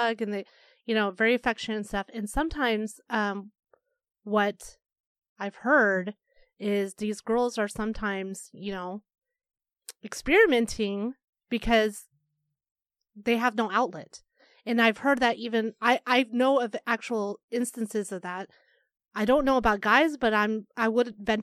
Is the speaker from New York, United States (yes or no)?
no; Arkansas, United States; now in Chicago, United States; I grew up in Arkansas